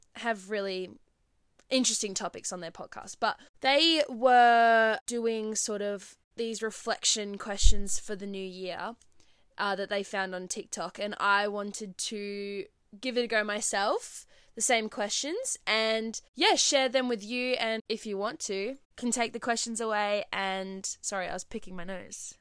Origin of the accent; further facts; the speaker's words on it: Perth, Western Australia, Australia; I'm from Perth